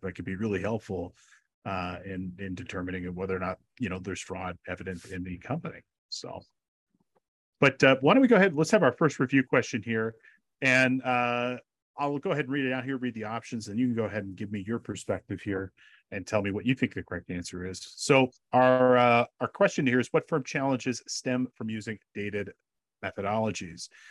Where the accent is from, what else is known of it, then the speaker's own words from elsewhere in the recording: California, United States; California, my home state